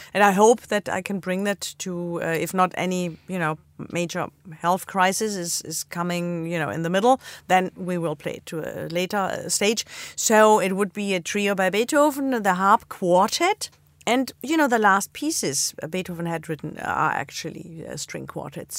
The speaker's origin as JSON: {"language": "English", "area": "Black Forest", "region": "Baden-Württemberg", "country": "Germany", "tie": "born or raised there", "moved": "yes", "said": "I grew up in the Black Forest"}